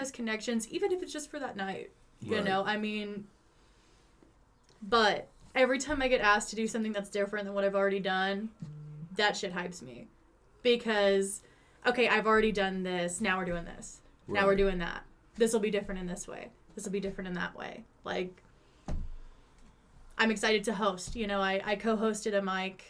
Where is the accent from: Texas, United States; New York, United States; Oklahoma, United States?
Oklahoma, United States; Tulsa; also born or lived in Sapulpa; I am from Tulsa. Okay. Like, Tulsa area. I went to Sepulpa High School